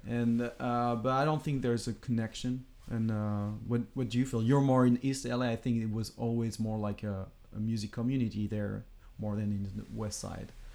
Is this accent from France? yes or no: yes; France; moved away as an adult; now in Los Angeles, United States; we came from France